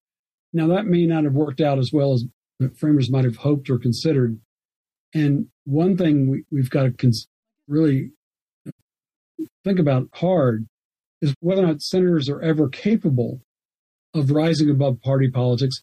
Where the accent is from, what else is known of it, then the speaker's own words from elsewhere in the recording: Alabama, United States; now in North Carolina, United States; my home state, for example, of Alabama